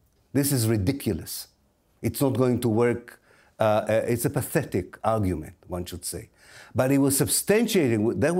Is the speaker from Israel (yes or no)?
yes; Israel; Because I was educated in Israel, because I was born in Israel and I went through the Israeli educational system